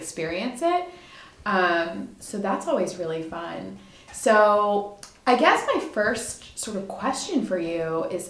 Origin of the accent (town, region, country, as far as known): Delaware, United States; born or raised there; also born or lived in Mississippi